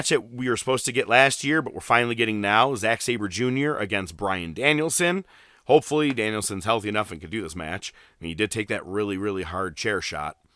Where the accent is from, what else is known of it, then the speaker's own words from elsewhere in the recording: Winnipeg, Manitoba, Canada; someone go back to Toronto. I'm from Winnipeg, you idiot.